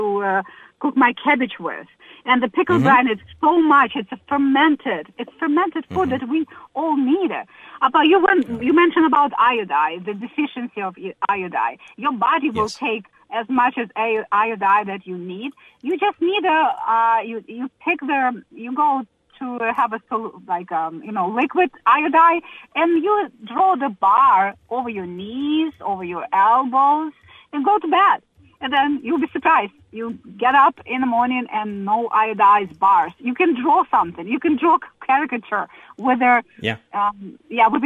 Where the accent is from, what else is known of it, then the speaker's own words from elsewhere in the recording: Ukraine; moved away as an adult; now in United States; I'm originally from Ukraine. I have lived in the United States for 16 years